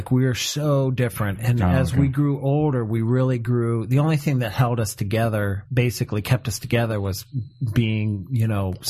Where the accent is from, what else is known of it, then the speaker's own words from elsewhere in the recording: an hour south of Cleveland, Ohio, United States; I come from Ohio.